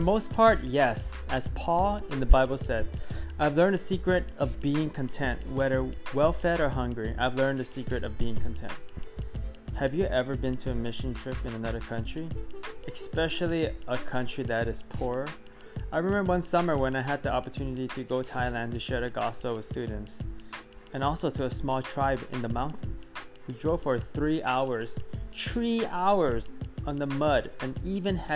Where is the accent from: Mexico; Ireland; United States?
United States; we are so blessed from America